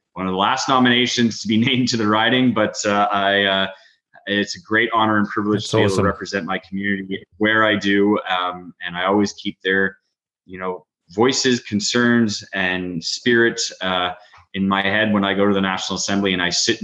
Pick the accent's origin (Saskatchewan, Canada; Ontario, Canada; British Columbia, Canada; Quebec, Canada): Quebec, Canada; Beaconsfield; I grew up in Beaconsfield. I went to Beacon Hill Elementary, Beaconsfield High School